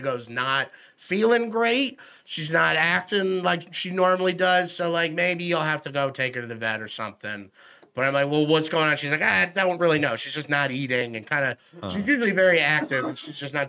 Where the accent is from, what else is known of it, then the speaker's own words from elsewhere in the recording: Cortland, New York, United States; moved away as an adult; now in New Jersey, United States; Growing up in Cortland